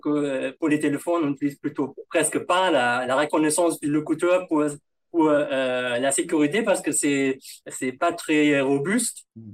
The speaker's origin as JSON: {"language": "French", "country": "Germany", "accent": "German", "first_language": "German", "second_language": "French", "moved": "as an adult", "lives_now": "Paris, France", "said": "mon, mon accent allemand"}